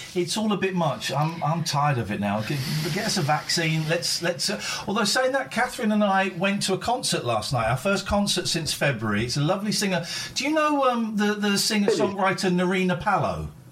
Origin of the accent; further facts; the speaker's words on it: Slough, South East England, United Kingdom; moved away as an adult; also born or lived in Farnham Common; now in Aylesbury, United Kingdom; I grew up in Slough, then I moved to Farnham Common. I'm in Aylesbury